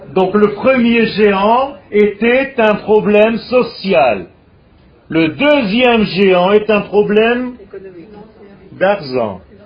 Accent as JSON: {"language": "French", "country": "Israel", "tie": "born or raised there", "first_language": "Hebrew", "second_language": "French", "said": "je suis né en Israël. Donc ma langue naturelle, c'est l'hébreu. Mais j'ai appris le français"}